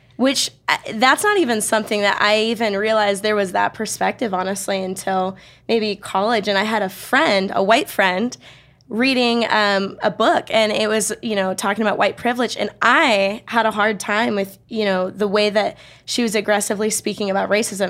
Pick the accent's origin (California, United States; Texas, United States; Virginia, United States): California, United States; Bay Area; now in Riverside, United States; I grew up in the Bay Area